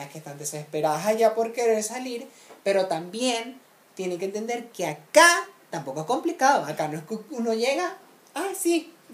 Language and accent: Spanish; Venezuela; yo más que nadie entiendo porque yo soy venezolano.